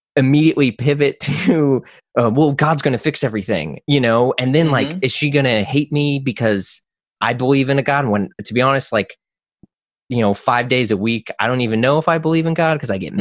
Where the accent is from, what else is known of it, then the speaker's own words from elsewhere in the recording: St. Louis, Missouri, United States; I'm from St. Louis, Missouri